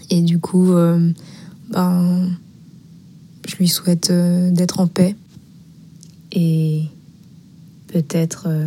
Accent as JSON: {"language": "French", "country": "France", "tie": "born or raised there", "also_born_or_lived": "Paris", "said": "Euh, mon père est cambodgien et indien, ma mère est thaïlandaise et vietnamienne. Et je suis née en France."}